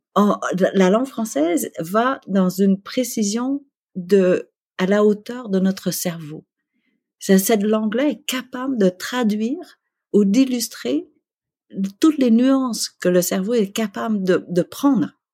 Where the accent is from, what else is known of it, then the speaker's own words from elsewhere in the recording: Quebec, Canada; also born or lived in Vietnam / Malaysia; en tant que Québécois